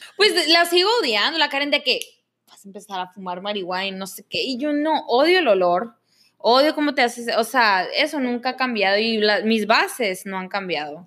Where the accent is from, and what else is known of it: Mexico; now in Canada